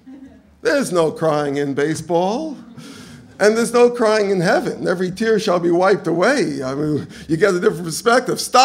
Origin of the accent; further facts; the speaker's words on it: New York, United States; I come from New York